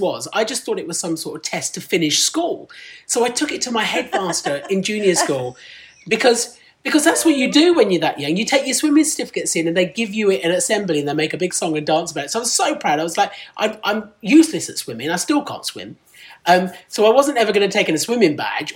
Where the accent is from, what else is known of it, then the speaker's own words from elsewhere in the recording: Medway, South East England, United Kingdom; first language Punjabi; English is a second language; moved away as an adult; now in London, United Kingdom; I grew up in Kent, in Medway, in Kent